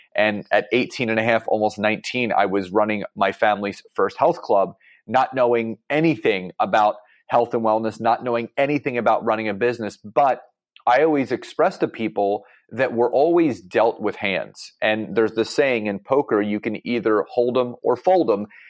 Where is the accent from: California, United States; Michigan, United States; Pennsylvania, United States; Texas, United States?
Pennsylvania, United States; Philadelphia; I'm from Philadelphia, Pennsylvania